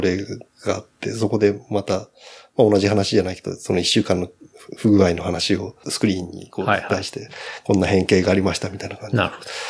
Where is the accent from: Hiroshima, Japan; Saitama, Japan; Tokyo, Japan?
Saitama, Japan; Ageo; also born or lived in Kumagaya, Saitama; もうずっと生まれた時から上尾で